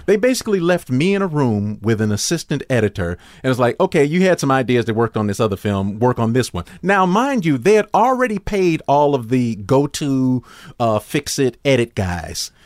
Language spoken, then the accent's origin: English; Chicago, Illinois, United States; I was from Chicago